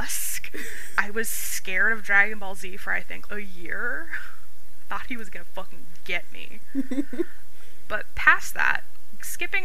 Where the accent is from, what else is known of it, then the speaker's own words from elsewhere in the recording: California, United States; accent: Californian; born and raised in California, as you can probably tell if you are listening to this from anywhere else in the United States, I probably sound very Californian